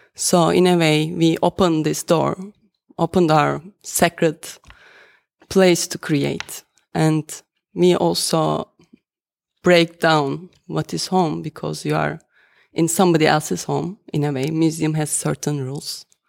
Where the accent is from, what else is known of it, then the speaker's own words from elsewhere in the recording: Turkey; moved away as an adult; now in Netherlands; I can say I am Turkish or I am from Turkey because I spent 33 years of my life over there